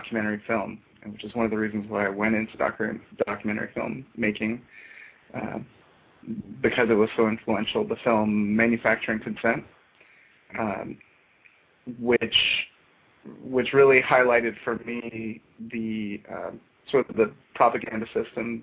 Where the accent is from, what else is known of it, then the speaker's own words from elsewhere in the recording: United States; growing up in America